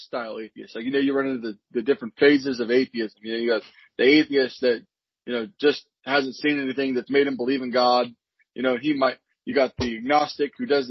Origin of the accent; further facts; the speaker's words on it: Sacramento, California, United States; also born or lived in Visalia, California; now in Tulare, United States; I am originally from Sacramento, but I live in Tulare